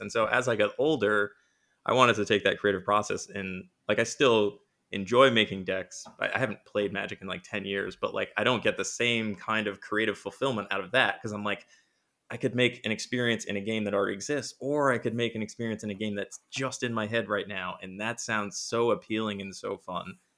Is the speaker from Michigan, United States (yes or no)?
no; Rhode Island, United States; I am from Rhode Island, which is the smallest state in America